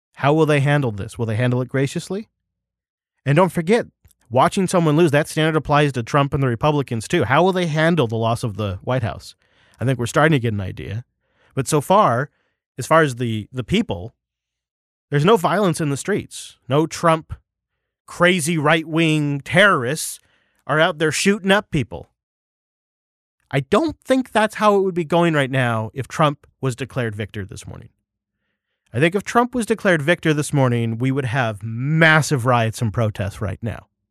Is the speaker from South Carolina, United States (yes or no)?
no; Washington, United States; My home state of Washington